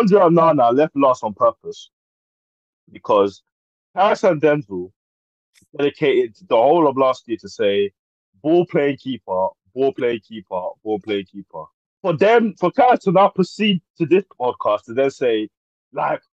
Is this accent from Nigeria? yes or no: yes; Nigeria; I am Nigerian, so yeah, I ain't got no links to Ivory Coast